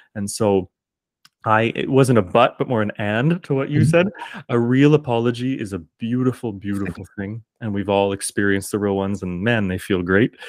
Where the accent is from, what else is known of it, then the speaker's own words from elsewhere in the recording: Kingston, Ontario, Canada; accent: Canadian; I'm just one dude from Kingston, Ontario.